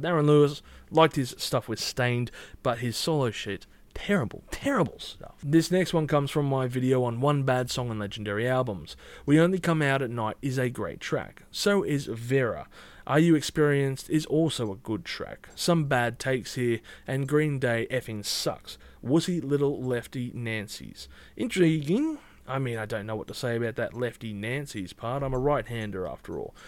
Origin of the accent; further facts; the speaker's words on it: Australia; I'm Australian